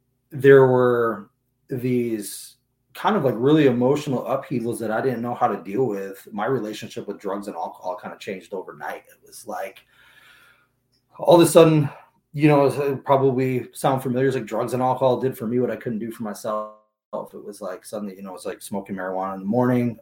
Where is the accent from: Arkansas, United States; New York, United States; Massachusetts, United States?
Massachusetts, United States; Agawam; now in Seattle, United States; I am originally from Western Massachusetts, a little place called Agawam. Grew up out there